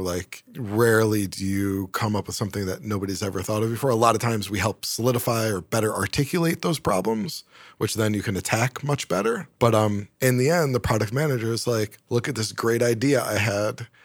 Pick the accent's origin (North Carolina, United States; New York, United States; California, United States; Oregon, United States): New York, United States; Syracuse; moved away as an adult; also born or lived in Boston / Atlanta; I grew up in Syracuse, both very cold, snowy places.